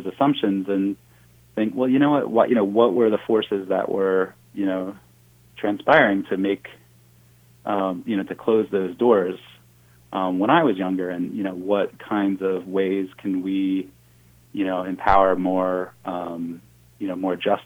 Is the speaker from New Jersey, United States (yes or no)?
yes; New Jersey, United States; I grew up, I grew up in New Jersey, which is not really thought of as a very agricultural state, but I grew up in a rural part of New Jersey